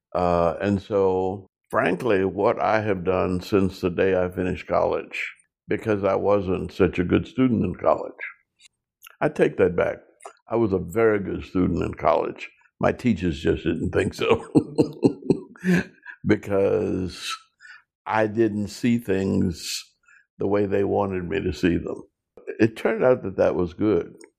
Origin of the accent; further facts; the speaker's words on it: New Orleans, Louisiana, United States; growing up in New Orleans, Louisiana